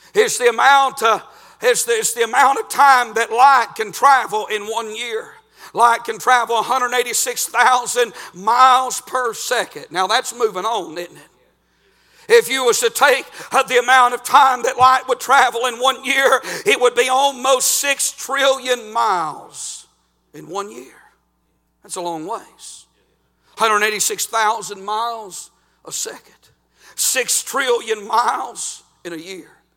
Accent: United States; I'm from Murray County

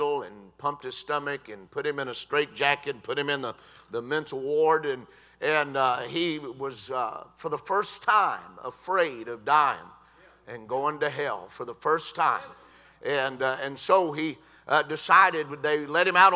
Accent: United States; I was born in America

